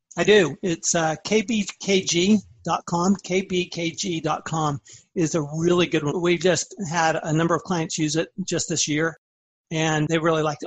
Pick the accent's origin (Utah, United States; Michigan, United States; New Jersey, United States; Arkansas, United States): Utah, United States; Salt Lake City; moved away as an adult; also born or lived in Austin, Texas / Washington, D.C.; I grew up in Salt Lake City, Utah went to the University of Utah.